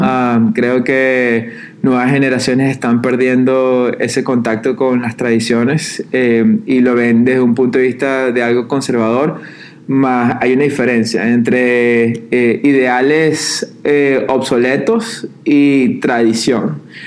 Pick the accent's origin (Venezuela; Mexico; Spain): Venezuela; Yo soy de Venezuela